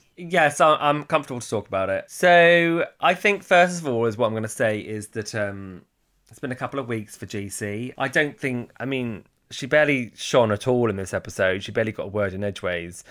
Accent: Hertfordshire, East of England, United Kingdom; accent: posh; I sound a bit posh for where I'm from and from Hertfordshire

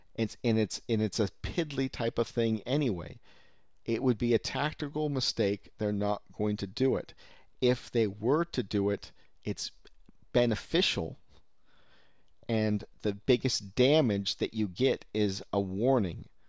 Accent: Silicon Valley, California, United States; I'm from Silicon Valley, native

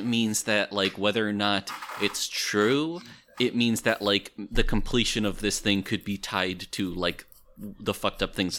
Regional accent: New Hampshire, United States; moved away; also born or lived in Elmira, New York; my hometown in New Hampshire

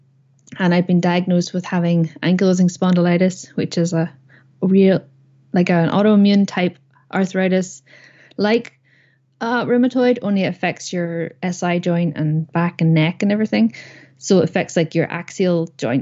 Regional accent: Northern Ireland, United Kingdom; moved away as an adult; also born or lived in Belfast; now in Saudi Arabia; I am originally from Northern Ireland.

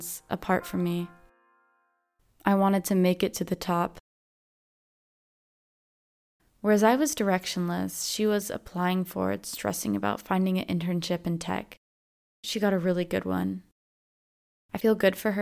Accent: Avalon, California, United States; moved away as an adult; my hometown, Catalina Island in California

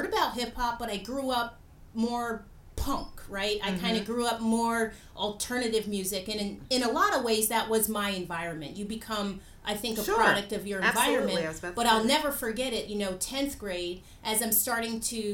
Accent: Long Island, New York, United States; I grew up in Long Island, New York

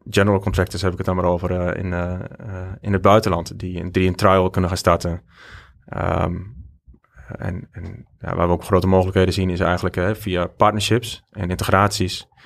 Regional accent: Belgium; En ja, als Belg toch wel wat klanten kreeg.

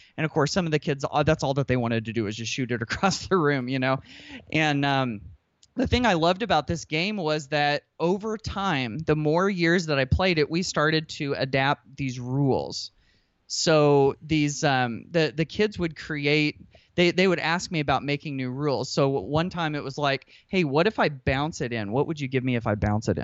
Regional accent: Indiana, United States; I'm from Indiana. Basketball is life

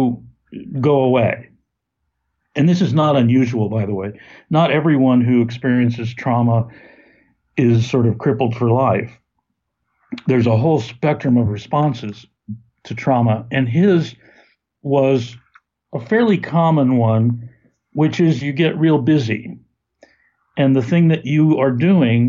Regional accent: Texas, United States; also born or lived in St. Louis, Missouri; I grew up in Texas, going to my father's lab

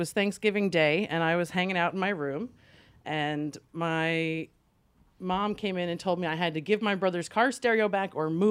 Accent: Sayville, New York, United States; moved away; also born or lived in Alaska; I grew up on Long Island

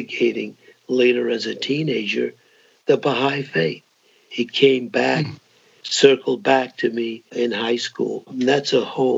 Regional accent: Greenville, South Carolina, United States; moved away as an adult; I grew up in South Carolina, Greenville, South Carolina, and of course, in a very rigidly segregated era

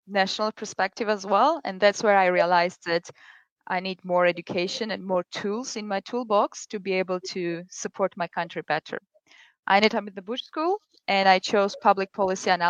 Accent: Georgia; my home country of Georgia

